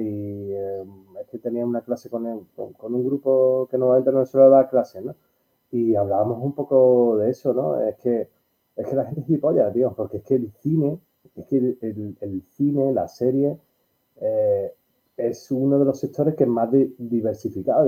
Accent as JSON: {"language": "Spanish", "town": "Málaga", "region": "Andalusia", "country": "Spain", "said": "yo soy de Málaga, pero mi trayectoria casi toda me han dado de trabajar y de comer en Sevilla y Madrid"}